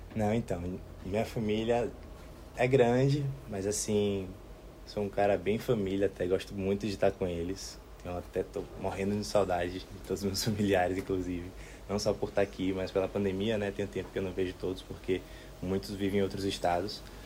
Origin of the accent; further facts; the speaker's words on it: Salvador, Bahia, Brazil; also born or lived in Serra Grande; eu sou de Salvador